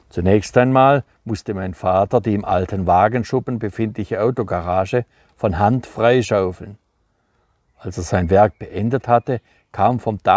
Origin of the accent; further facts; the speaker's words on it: Neustadt, Baden-Württemberg, Germany; also born or lived in Freiburg; so bin ich auf die Welt gekommen, in Fribourg und dann aufgewachsen in Roderberg, auf dem Kernerhof vor der Bergischen, kleiner Ortsteil von in Neustadt, der kleinste überhaupt.